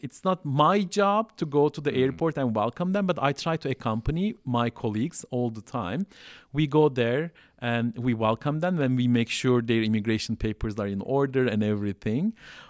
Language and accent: English; Southeastern Anatolia, Turkey; English is a second language; I can speak Turkish fluently with Istanbul accent. And so even though I'm coming from Southeast Turkey